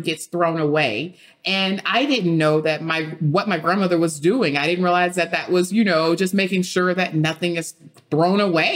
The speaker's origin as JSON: {"language": "English", "town": "Beaumont", "region": "Texas", "country": "United States", "tie": "born or raised there", "said": "I grew up in Beaumont, Texas, and in Beaumont, we have rice fields."}